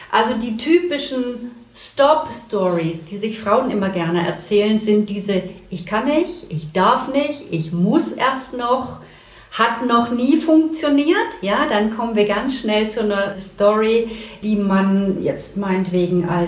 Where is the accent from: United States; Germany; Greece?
Germany; Saxony; now in Hamburg, Germany; hier aus Hamburg, nicht gebürtig in Hamburg. Ich komme aus dem tiefsten Sachsen und immer, wenn ich ein bisschen aufgeregt bin, hört man das auch.